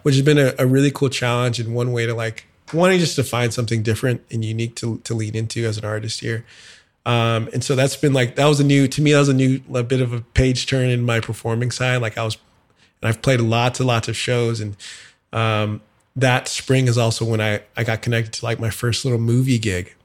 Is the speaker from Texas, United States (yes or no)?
yes; San Antonio, Texas, United States; moved away as an adult; also born or lived in Dallas, Texas / Houston, Texas; now in Nashville, United States; I'm originally from Texas, uh, born in Dallas, grew up in San Antonio, was in Houston for college and a decade of my life before moving to Nashville three years ago